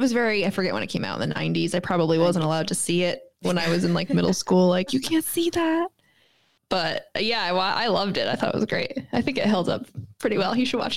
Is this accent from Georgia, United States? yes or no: no; Connecticut, United States; I am from Connecticut.